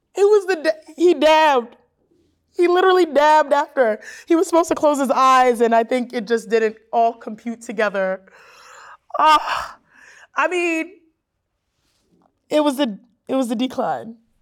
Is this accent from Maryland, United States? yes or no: no; Houston, Texas, United States; I'm from Houston